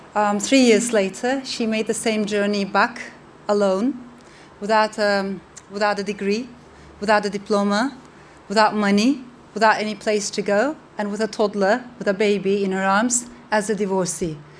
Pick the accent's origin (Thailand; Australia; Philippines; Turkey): Turkey; I come from Turkey